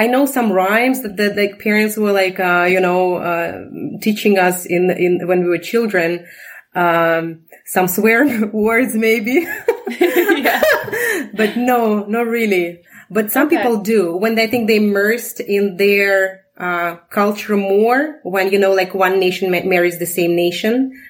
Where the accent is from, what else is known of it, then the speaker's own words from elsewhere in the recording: Ulyanovsk, Ulyanovsk Oblast, Russia; English is a second language; moved away as an adult; also born or lived in Moscow, Russia; now in Canada; So I was born in Ulyanovsk.